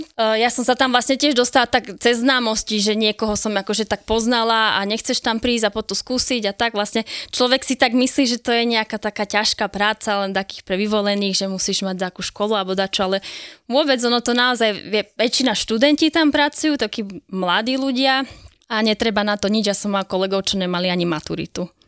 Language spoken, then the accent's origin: Slovak; Slovakia; som Slovenka